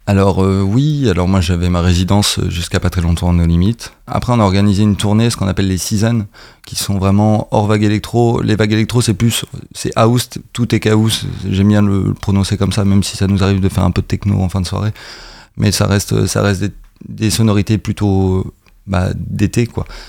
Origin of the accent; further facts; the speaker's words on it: Caen, Normandy, France; on est beaucoup de Caen